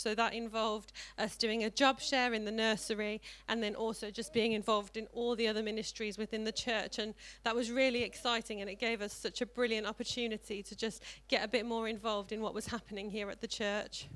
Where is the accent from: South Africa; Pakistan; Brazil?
South Africa; now in Tamworth, United Kingdom; I grew up in South Africa and grew up in a Christian family